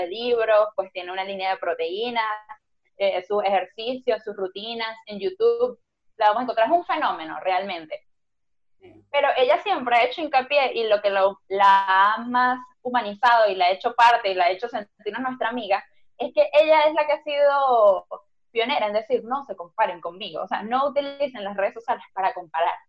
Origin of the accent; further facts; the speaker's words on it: Venezuela; moved away; ahora que somos inmigrantes, que salimos de Venezuela